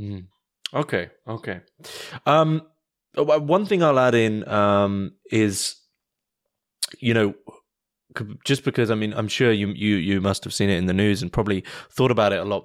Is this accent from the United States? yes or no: no; United Kingdom; I'm British